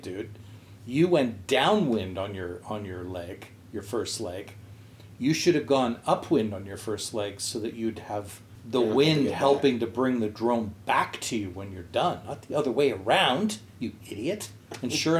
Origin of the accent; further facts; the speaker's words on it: outside of Montreal, Quebec, Canada; my hometown, outside of Montreal